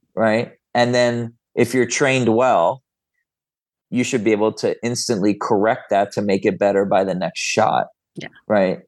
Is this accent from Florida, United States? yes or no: yes; Florida, United States; I grew up in Florida